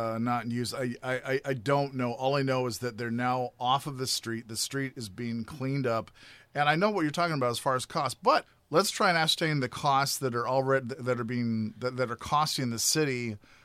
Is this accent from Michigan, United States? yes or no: no; Grand Forks, North Dakota, United States; my hometown in Grand Forks, North Dakota